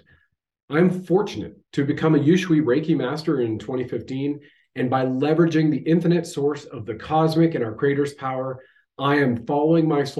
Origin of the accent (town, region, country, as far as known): Canada